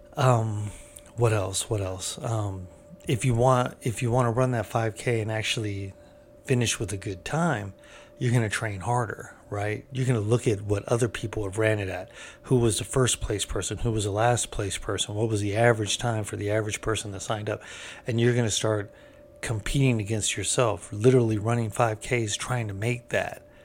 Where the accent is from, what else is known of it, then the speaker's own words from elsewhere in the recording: California, United States; I'm from California